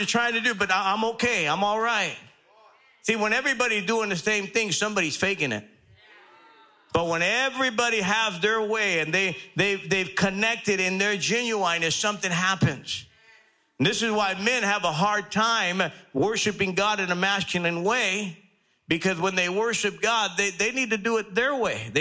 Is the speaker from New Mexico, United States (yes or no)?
no; Los Angeles, California, United States; I grew up in South LA, in the bad part of South